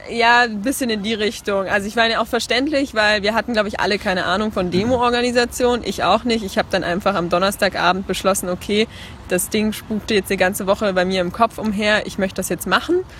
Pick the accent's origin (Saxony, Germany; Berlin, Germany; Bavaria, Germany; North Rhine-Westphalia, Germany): Saxony, Germany; Leipzig; Ich komme aus Leipzig, habe dort gerade mein Abitur gemacht